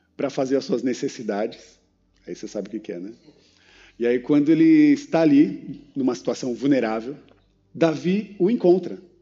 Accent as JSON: {"language": "Portuguese", "region": "São Paulo", "country": "Brazil", "said": "eu sou paulistano"}